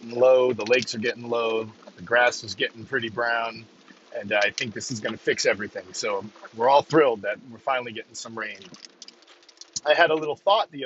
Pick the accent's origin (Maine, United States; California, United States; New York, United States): Maine, United States; up in Maine here, I'm from Maine